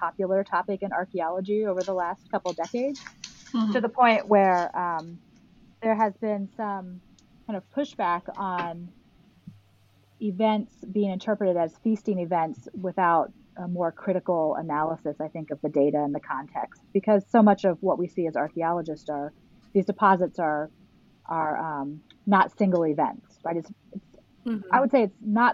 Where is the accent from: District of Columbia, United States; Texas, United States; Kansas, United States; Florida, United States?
Florida, United States; moved away as an adult; also born or lived in Tennessee; I've returned to my home state of Florida